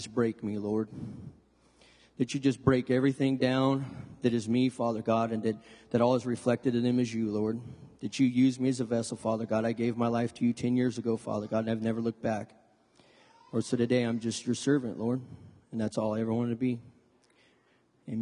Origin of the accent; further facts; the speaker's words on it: Lodi, California, United States; I was born and raised here in Lodi